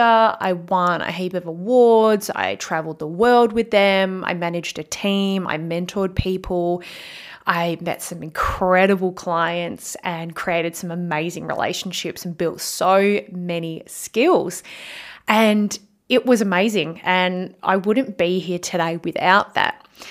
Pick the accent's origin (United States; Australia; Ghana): Australia; Bunbury, Western Australia; moved away as an adult; now in Perth, Australia; I left my hometown in Bunbury, W A, to move to Perth